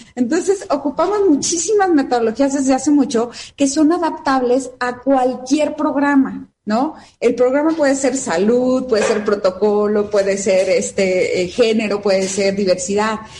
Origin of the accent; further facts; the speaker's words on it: Mexico; como mujer mexicana